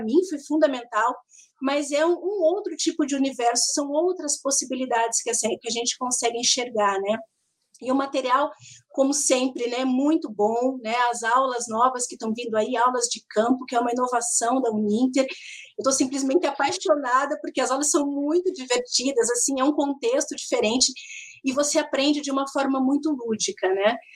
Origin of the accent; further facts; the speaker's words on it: Curitiba, Paraná, Brazil; Então eu sou de Curitiba também é, tenho mestrado e agora estou fazendo bacharelado em geografia